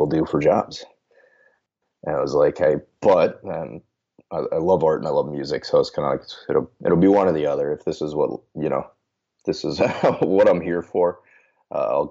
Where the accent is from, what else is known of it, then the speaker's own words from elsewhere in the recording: rural southwest Minnesota, United States; now in St. Paul, United States; originally from rural Minnesota, so like the southwest corner